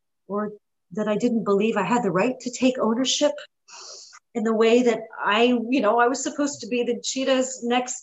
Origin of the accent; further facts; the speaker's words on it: New York, United States; also born or lived in Lugano, Switzerland; I was born in Lugano, Switzerland, but I grew up in New York.